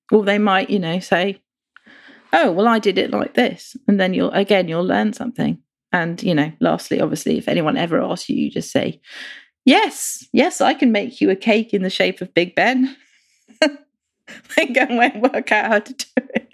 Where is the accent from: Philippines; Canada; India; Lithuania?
India; now in United Kingdom; I grew up in India